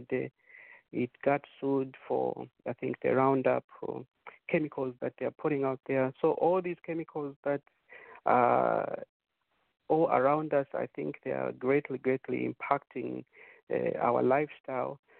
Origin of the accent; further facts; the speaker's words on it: Zambia; moved away; we were growing up in Zambia